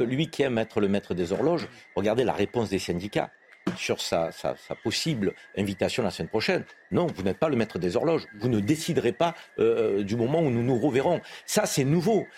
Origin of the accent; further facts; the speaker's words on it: Marseille, Provence-Alpes-Côte d'Azur, France; en tant que Marseillais